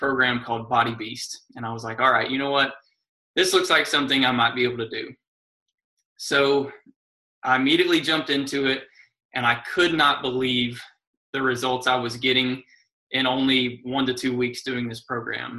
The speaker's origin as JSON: {"language": "English", "town": "Lexington", "region": "Kentucky", "country": "United States", "said": "I am from Lexington, Kentucky, and I live here with my wife"}